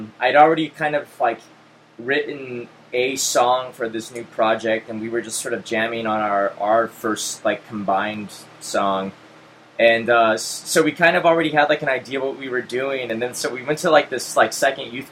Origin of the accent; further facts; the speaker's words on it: Portland, Oregon, United States; moved away; also born or lived in Southern California; I grew up in Portland in the early 90s